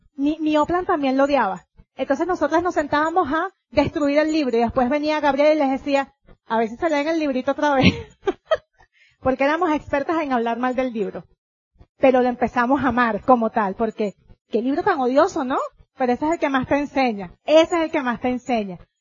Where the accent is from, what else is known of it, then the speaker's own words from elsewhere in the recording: Venezuela; vengo yo de Venezuela